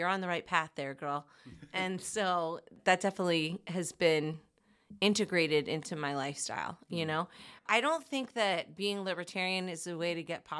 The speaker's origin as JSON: {"language": "English", "region": "New Jersey", "country": "United States", "tie": "born or raised there", "said": "So I grew up in Jersey, and as long as I can remember, I always wanted to sing."}